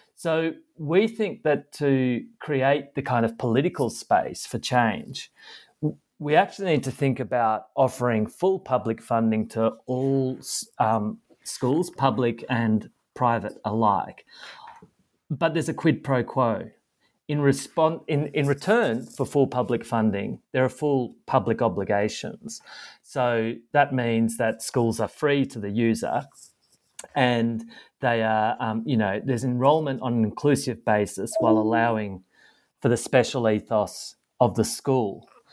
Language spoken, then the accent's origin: English; Australia